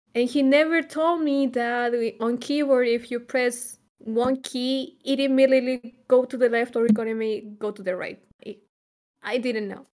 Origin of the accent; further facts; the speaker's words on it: Chile; moved away as an adult; now in Germany; I'm from Chile and I moved to Germany.